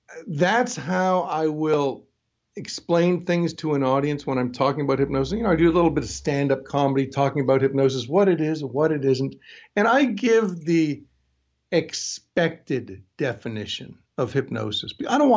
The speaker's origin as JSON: {"language": "English", "region": "New York", "country": "United States", "tie": "born there", "also_born_or_lived": "Toronto, Canada", "said": "And because although I lived in Toronto, I was born in New York, so I'm American."}